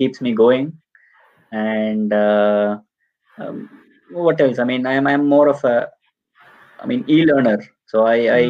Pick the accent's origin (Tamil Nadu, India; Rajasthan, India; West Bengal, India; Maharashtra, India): Tamil Nadu, India; now in Munich, Germany; I'm from Tamil Nadu, so we have a small community here in Munich.